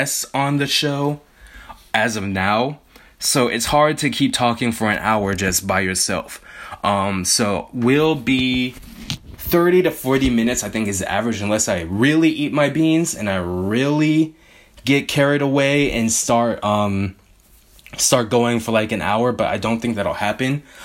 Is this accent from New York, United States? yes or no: no; Bay Area, California, United States; I grew up in the Bay Area pre most of the gentrification